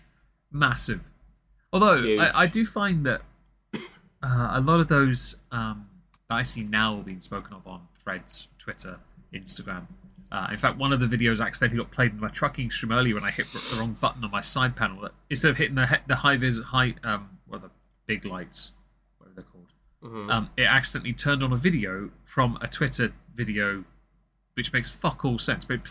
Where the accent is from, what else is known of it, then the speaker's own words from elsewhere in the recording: England, United Kingdom; I'm obviously English